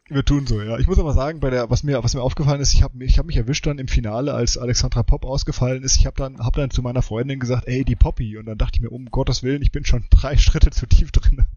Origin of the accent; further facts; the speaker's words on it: Frankfurt, Hesse, Germany; ich bin ja in Frankfurt äh, groß geworden.